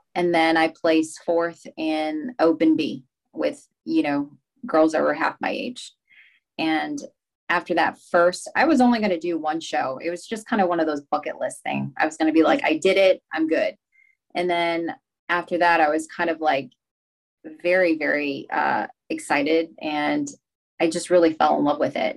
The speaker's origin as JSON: {"language": "English", "town": "Rochester", "region": "Minnesota", "country": "United States", "tie": "born or raised there", "also_born_or_lived": "Laos", "said": "I started out in Rochester, Minnesota"}